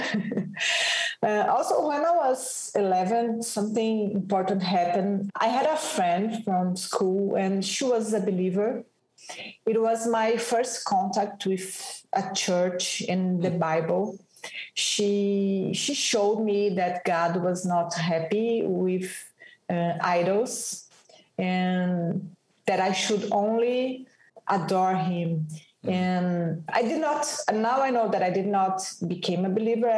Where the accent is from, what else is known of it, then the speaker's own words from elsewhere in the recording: São Paulo, Brazil; I was born and raised in São Paulo, south of Brazil, a big city like New York.